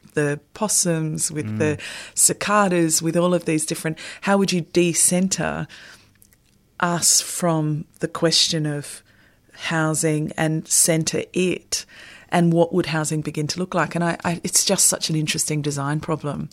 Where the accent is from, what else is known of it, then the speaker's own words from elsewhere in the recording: Sydney, New South Wales, Australia; moved away; I'm originally from Sydney, and we have a very specific uh, cabbage palm in the neighbourhood that my family live